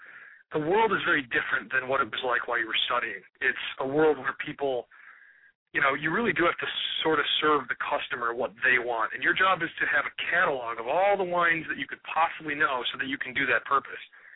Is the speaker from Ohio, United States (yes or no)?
yes; Cleveland, Ohio, United States; who's born and raised in Cleveland, Ohio